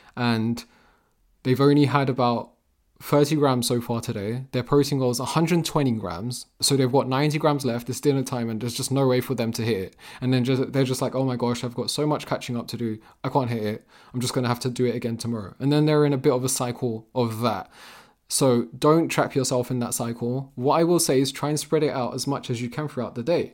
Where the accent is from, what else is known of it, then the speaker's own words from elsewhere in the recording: England, United Kingdom; also born or lived in Vermont, United States; I'm from England.